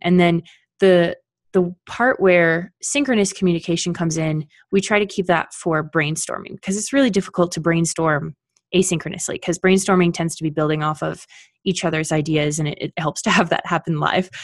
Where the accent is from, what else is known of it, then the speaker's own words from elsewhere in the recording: Canada; now in Colorado, United States; I am Canadian, living in Colorado